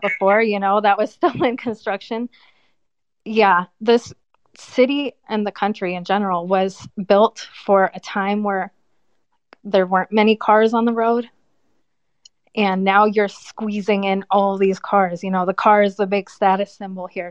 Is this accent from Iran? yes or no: no; United States; moved away as an adult; also born or lived in California; now in Albania; Me as an American